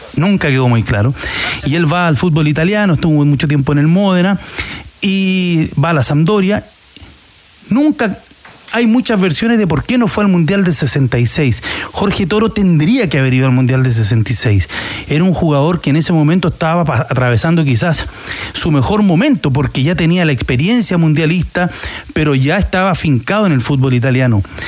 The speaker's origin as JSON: {"language": "Spanish", "town": "San Antonio", "region": "Valparaíso", "country": "Chile", "said": "de San Antonio, de donde yo soy, de, soy del puerto San Antonio"}